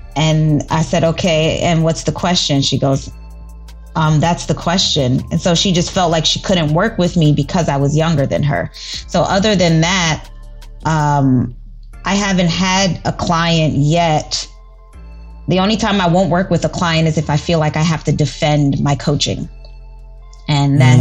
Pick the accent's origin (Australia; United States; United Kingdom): United States; New York City, New York; I'm from the Bronx